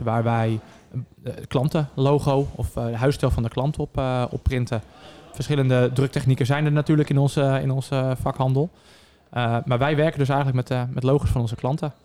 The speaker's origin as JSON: {"language": "Dutch", "town": "Zeewolde", "region": "Flevoland", "country": "Netherlands", "said": "32 jaar en ik kom uit Zeewolde"}